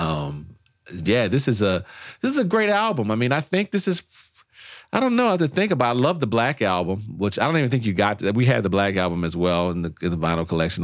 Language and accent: English; New Orleans, Louisiana, United States; also born or lived in Los Angeles; now in Washington, D.C., United States; I'm from New Orleans. We invented jazz.